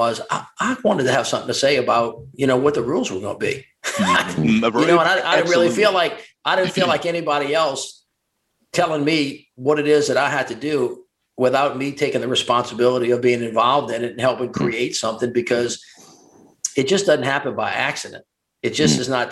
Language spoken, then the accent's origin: English; the South, United States; also born or lived in Washington, D.C.; I'm a Southerner